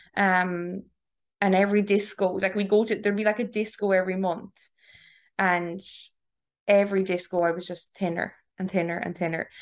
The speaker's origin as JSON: {"language": "English", "area": "Tipperary", "region": "Munster", "country": "Ireland", "also_born_or_lived": "Galway", "moved": "as an adult", "lives_now": "Dublin, Ireland", "said": "I am from Tipperary."}